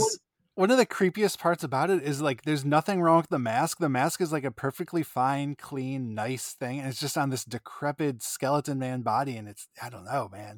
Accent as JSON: {"language": "English", "region": "Northeast", "country": "United States", "said": "I'm from the Northeast"}